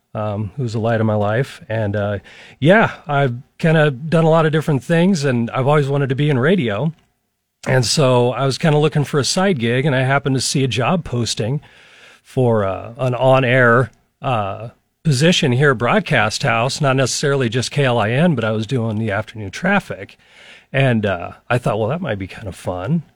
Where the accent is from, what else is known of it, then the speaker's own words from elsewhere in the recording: Lincoln, Nebraska, United States; I was born and raised in Lincoln